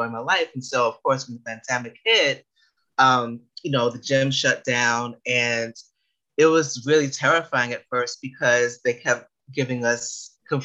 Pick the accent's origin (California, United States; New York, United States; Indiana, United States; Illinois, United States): New York, United States; New York City; I was born and raised in the Bronx